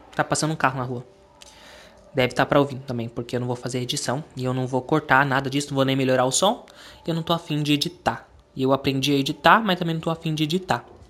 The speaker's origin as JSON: {"language": "Portuguese", "country": "Brazil", "said": "eu sou brasileiro"}